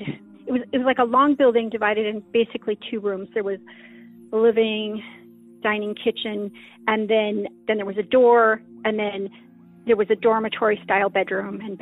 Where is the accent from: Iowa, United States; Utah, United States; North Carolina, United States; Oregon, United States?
Utah, United States; now in Pacific Northwest, United States; I grew up in Utah. I now live in the Pacific Northwest